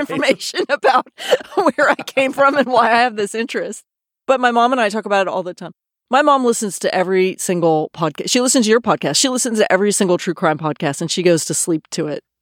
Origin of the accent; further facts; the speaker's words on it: Austin, Texas, United States; moved away as an adult; also born or lived in New York / San Francisco / Los Angeles / London; I grew up in Austin, Texas, where I am now